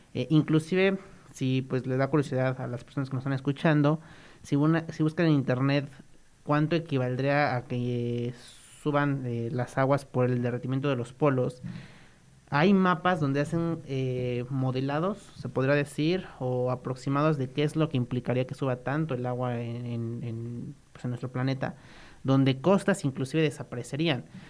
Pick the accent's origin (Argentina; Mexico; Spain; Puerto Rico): Mexico; nuestro bonito México